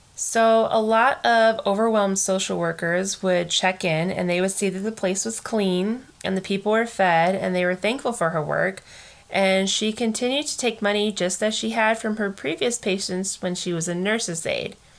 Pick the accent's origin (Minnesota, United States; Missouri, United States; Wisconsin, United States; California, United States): California, United States; Fresno; we both graduated from high school in Fresno